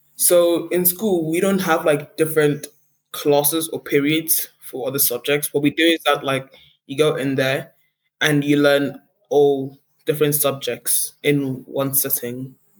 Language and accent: English; South Africa; I come from South Africa